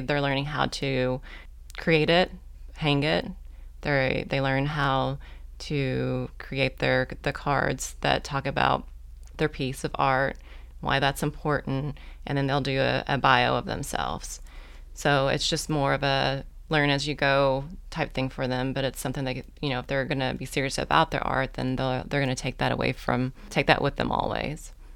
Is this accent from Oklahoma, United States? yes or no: yes; Oklahoma, United States; moved away as an adult; also born or lived in Muldrow, Oklahoma; now in Fort Smith, United States; I'm actually from Oklahoma